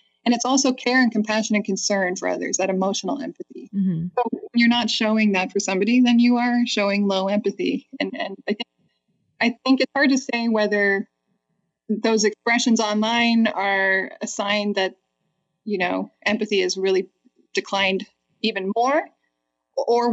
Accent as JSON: {"language": "English", "country": "Canada", "moved": "as an adult", "lives_now": "United States", "said": "I'm a Canadian, and I had just moved to the States in fall 2001"}